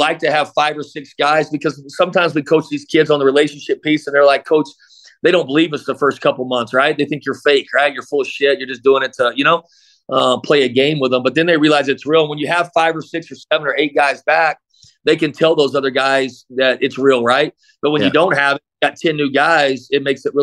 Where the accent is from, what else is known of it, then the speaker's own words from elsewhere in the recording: Midland, Texas, United States; also born or lived in Abilene, Texas; now in El Paso, United States; I grew up in Midland, we call West Texas.